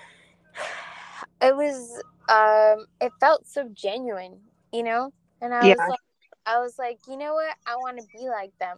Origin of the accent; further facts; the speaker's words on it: Los Angeles, California, United States; when I was like 13, 14, I grew up in East